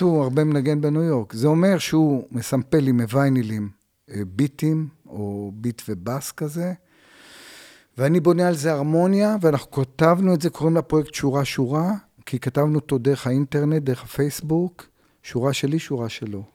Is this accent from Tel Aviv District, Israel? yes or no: yes; Tel Aviv, Tel Aviv District, Israel; also born or lived in Bavli, north Tel Aviv; נולדתי בדרום תל אביב, בשכונה כזאת, בקריית שלום, דרומי, הייתי כזה דרומי, ומשם עברתי לבבלי צפוני